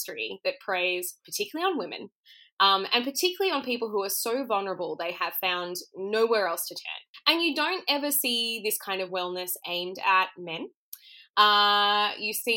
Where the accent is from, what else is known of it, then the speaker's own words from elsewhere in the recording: Perth, Western Australia, Australia; now in Melbourne, Australia; I'm from Perth originally